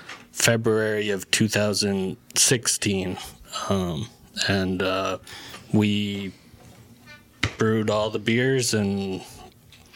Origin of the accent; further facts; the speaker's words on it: Lewiston, Maine, United States; also born or lived in Leeds, Maine / Mexico City, Mexico; I am from Leeds, Maine. And I grew up in the Lewiston, Auburn area my entire life, and well, aside from the parts where I was in Mexico and further north in Maine.